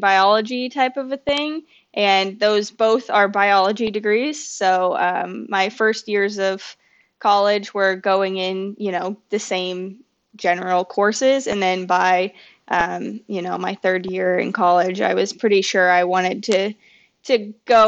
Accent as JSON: {"language": "English", "region": "Indiana", "country": "United States", "tie": "born or raised there", "also_born_or_lived": "Iowa / Minnesota", "moved": "as an adult", "lives_now": "Florida, United States", "said": "I was born in Indiana, but then I went to college in Iowa, and then I moved to Minnesota after that."}